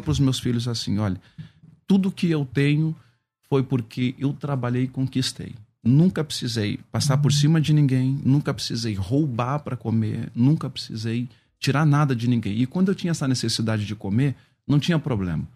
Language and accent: Portuguese; São Paulo, Brazil; Zona Norte de São Paulo, é, o bairro ali do Carandiru, onde eu cresci, onde eu nasci